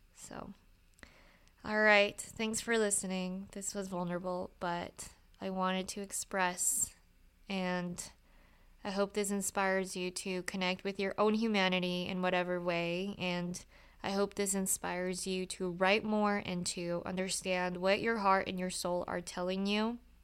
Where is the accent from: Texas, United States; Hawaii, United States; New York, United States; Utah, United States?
Utah, United States; I grew up in Utah